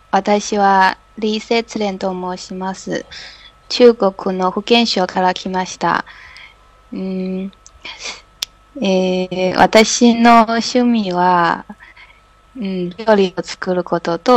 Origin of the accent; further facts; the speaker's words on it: Fujian, China; Korean is a second language; 음, 음, 福建省.